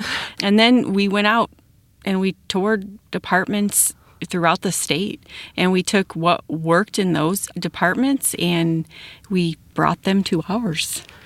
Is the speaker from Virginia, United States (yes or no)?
no; Wilmington, Illinois, United States; now in St. Anne, United States; I grew up in Wilmington and live in St. Anne right now